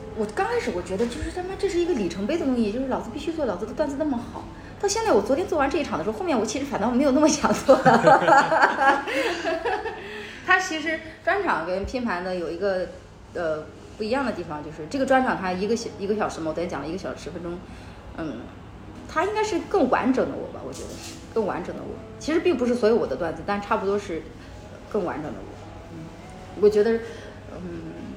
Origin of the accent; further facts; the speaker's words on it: northern China, China; now in Shenzhen, China; 就我北方，我不太喜欢北方，就属于那个地方很小。呃，我性格非常张扬，很小，他们其实没有那么包容我。再加上我们家北方嘛，天气特别干燥 我记得那年，那年三月份吧，我从老家来到深圳